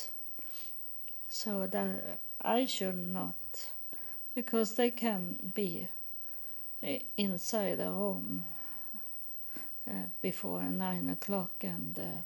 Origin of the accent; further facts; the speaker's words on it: Sweden; English is a second language; also born or lived in United States; I'm born in Sweden. I live in Sweden now